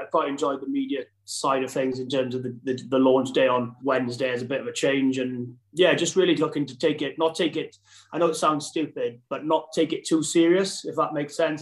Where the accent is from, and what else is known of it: Wales, United Kingdom